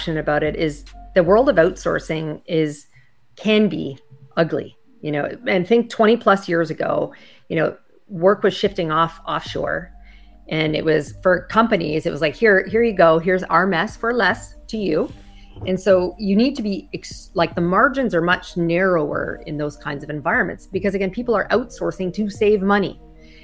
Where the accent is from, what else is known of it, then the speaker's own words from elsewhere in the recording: Canada; moved away as an adult; now in United States; I'm originally from Canada